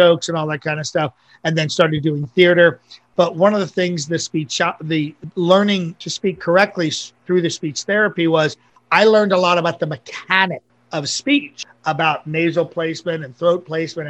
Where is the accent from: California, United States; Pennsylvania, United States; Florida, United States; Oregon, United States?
Pennsylvania, United States; Ambler; now in Las Vegas, United States; I grew up right outside of Philadelphia, a town called Ambler